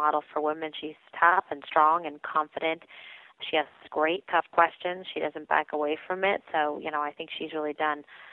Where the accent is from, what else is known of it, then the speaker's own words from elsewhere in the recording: San Francisco, California, United States; moved away as an adult; also born or lived in Los Angeles, California; now in New York City, United States; I'm originally from San Francisco. I was born and raised there and also lived in Los Angeles, California